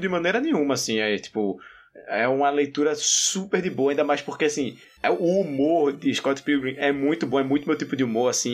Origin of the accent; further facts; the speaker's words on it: Northeast Region, Brazil; para mim que sou nordestino